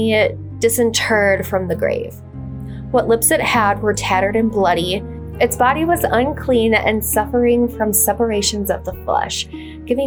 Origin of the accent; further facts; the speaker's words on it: Minnesota, United States; my home state of Minnesota